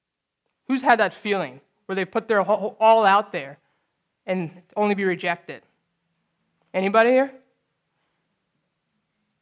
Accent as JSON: {"language": "English", "town": "St. Louis", "region": "Missouri", "country": "United States", "tie": "born or raised there", "also_born_or_lived": "New Orleans, Louisiana / Los Angeles, California", "said": "I was born in New Orleans. I moved to LA at 2, then moved to St. Louis at 8."}